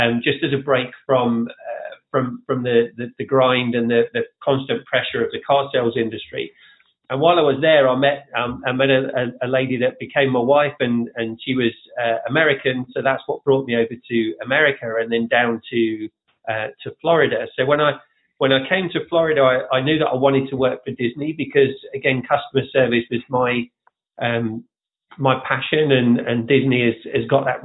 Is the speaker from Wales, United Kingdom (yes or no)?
no; Leicester, East Midlands, United Kingdom; moved away as an adult; now in Orlando, United States; I am originally from Leicester in England